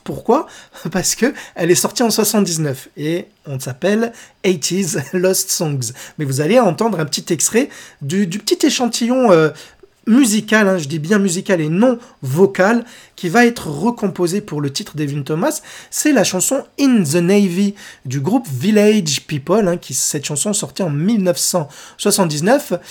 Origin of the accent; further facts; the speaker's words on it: France; chez nous, en France